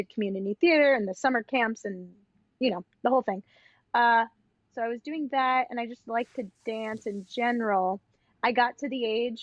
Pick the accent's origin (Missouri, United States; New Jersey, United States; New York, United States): New York, United States; Long Island; accent: Long Island; now in New York City, United States; From Long Island, as you can tell by my accent, my dance studio